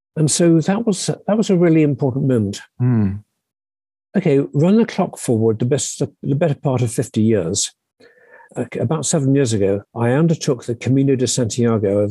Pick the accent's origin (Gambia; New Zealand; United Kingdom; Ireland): United Kingdom; Sussex, South East England; I grew up in Sussex in, in, in England.